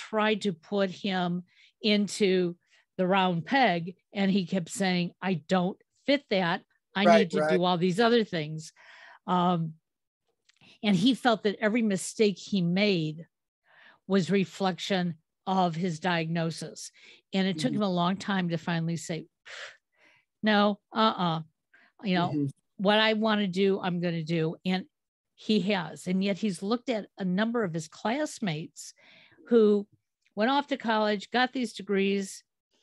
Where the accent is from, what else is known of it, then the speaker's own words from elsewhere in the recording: Cleveland, Ohio, United States; I'm from Cleveland